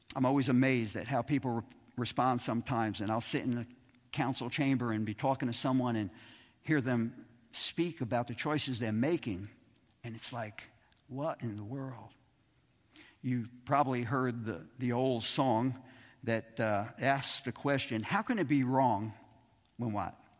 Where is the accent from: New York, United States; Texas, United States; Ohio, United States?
New York, United States; New York City; Growing up in Brooklyn